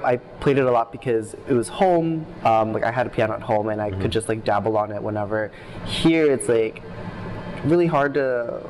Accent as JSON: {"language": "English", "town": "Philadelphia", "region": "Pennsylvania", "country": "United States", "tie": "born or raised there", "accent": "Philly accent", "said": "Yeah, so I was born and raised in Philadelphia."}